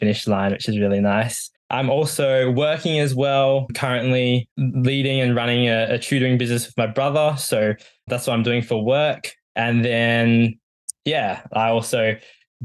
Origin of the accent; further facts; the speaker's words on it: Melbourne, Victoria, Australia; I'm from Melbourne and lived in Melbourne like all my life